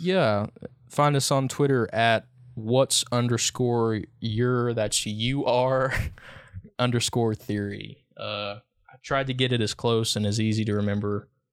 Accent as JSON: {"language": "English", "area": "Lee County", "region": "Virginia", "country": "United States", "tie": "born or raised there", "lives_now": "Wise County, Virginia, United States", "said": "I'm not from Big Stone, but I've always grown up f, fifteen miles from Big Stone either way."}